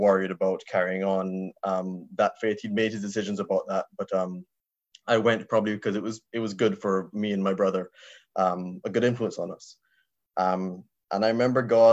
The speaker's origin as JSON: {"language": "English", "country": "Barbados", "tie": "born or raised there", "moved": "yes", "lives_now": "Ireland", "said": "I was raised in Barbados in the Caribbean."}